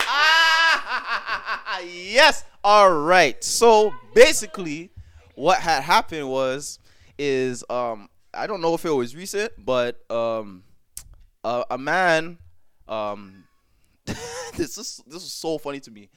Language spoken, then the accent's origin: English; Jamaica; I am Jamaican to the core